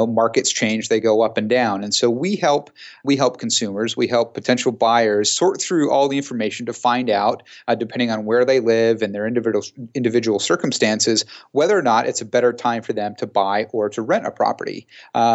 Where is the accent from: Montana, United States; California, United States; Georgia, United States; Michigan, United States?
California, United States; San Jose; also born or lived in Australia; my hometown of San Jose